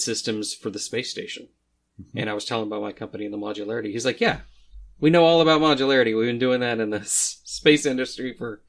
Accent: Midwest, United States; number one, I'm from the Midwest, so it's kind of like, no, we don't talk about ourselves.

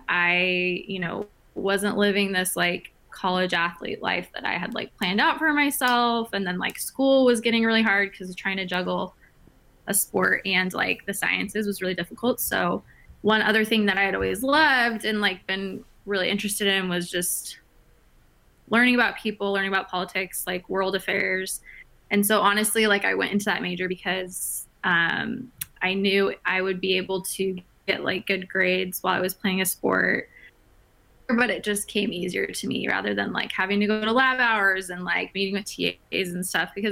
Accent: Phoenix, Arizona, United States; also born or lived in San Diego, California / Washington, D.C.; I'm originally from Phoenix, Arizona.

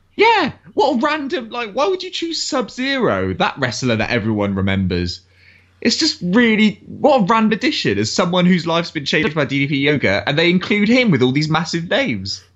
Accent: England, United Kingdom; being English

